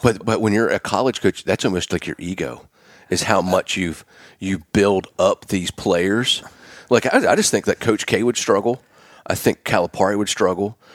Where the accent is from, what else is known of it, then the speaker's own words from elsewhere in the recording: Pennsylvania, United States; I'm from Pennsylvania, so I'm a Penn Stater